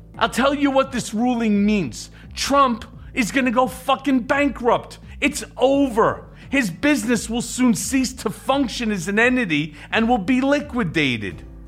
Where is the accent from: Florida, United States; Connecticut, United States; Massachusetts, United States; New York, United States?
New York, United States; New York City; I was born in Brooklyn